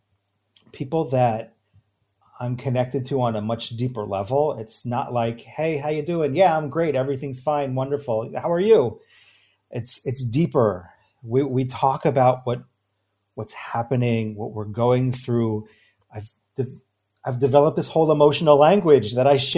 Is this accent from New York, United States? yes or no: yes; New York, United States; now in Israel; I grew up in New York. I live now in Israel